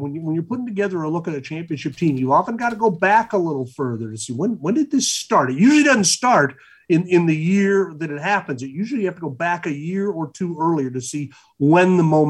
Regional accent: Indiana, United States; now in Seattle, United States; we're from Indiana.

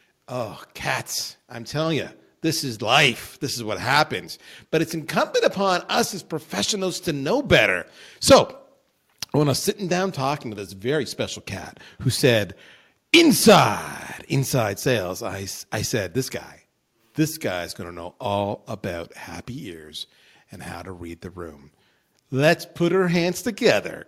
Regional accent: Ontario, Canada; I grew up just outside Detroit on the Canadian side

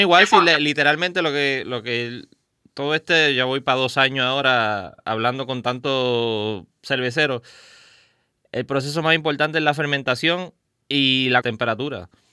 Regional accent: Caguas, Puerto Rico; Yo soy original de Cagua, de Bairoa

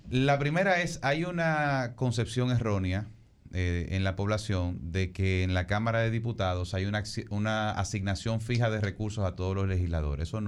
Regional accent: Dominican Republic; yo digo, yo lo que soy es dominicano.

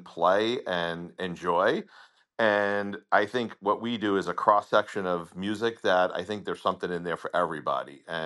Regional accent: Long Island, New York, United States; accent: Long Island; now in South Florida, United States; I'm from Long Island. And like a lot of people, I moved to South Florida for more sunshine.

